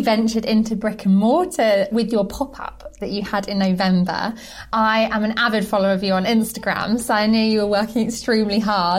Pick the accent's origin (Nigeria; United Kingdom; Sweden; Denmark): United Kingdom; Isle of Wight, South East England; well, I'm from the Isle of Wight